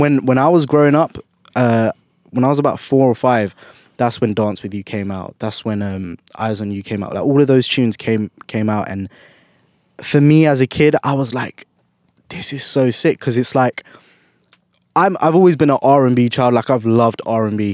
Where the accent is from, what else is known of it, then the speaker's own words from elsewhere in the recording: London, United Kingdom; I was born and bred in, in London, in U K